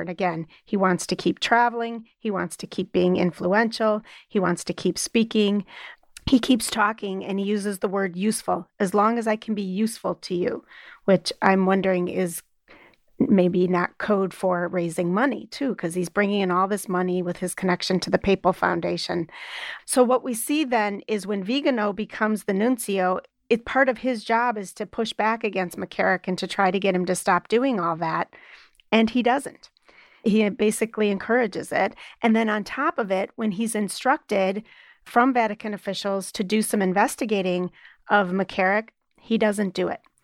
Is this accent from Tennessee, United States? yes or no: no; Wisconsin, United States; now in Illinois, United States; my home state of Wisconsin